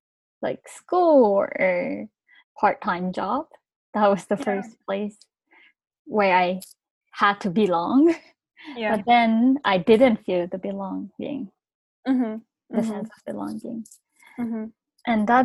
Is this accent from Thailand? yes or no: yes; Thailand; now in Japan; During my time in Thailand, I grew up in Japanese neighborhood, learning mm-hmm. Japanese culture, speaking mm-hmm. Japanese.